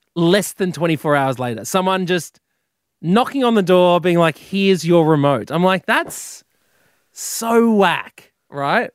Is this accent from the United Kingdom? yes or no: no; Queensland, Australia; Growing up in Queensland